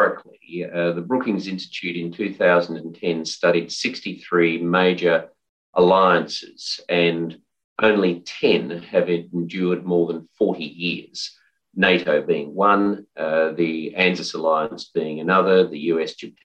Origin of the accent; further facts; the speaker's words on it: Australia; I'm an Australian